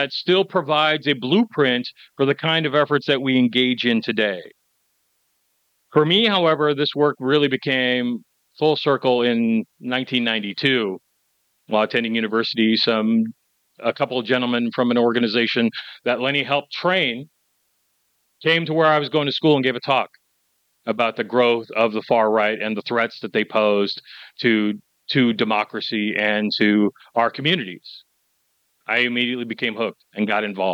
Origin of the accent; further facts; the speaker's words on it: Spokane, Washington, United States; I grew up in Spokane, Washington